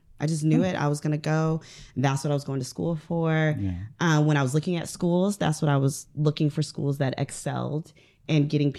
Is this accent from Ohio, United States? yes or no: yes; Ohio, United States; moved away as an adult; I am from Ohio, Northern Ohio, right. Lake Erie.